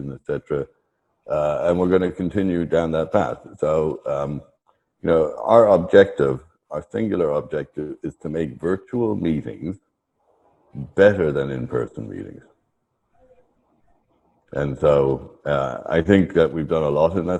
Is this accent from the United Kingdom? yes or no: no; Ireland; I am Irish.